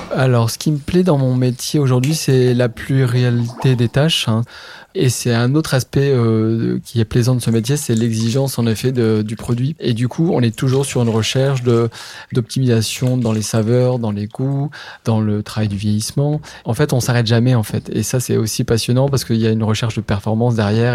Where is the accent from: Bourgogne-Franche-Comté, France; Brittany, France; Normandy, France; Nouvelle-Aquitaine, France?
Nouvelle-Aquitaine, France; Charente; je suis originaire de Charente